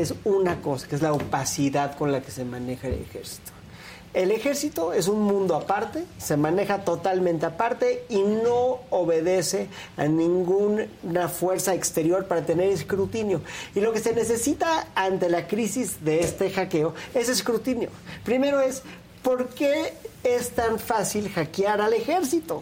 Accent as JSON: {"language": "Spanish", "country": "Mexico", "said": "como ciudadanos mexicanos"}